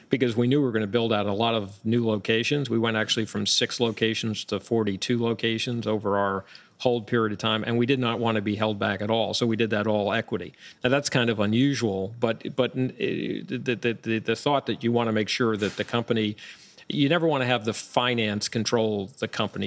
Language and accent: English; Long Island, New York, United States; moved away as an adult; now in Florida, United States; I grew up, uh, not too far from where we are right now, outside of Manhattan on Long Island, and was here for, as, as I got through high school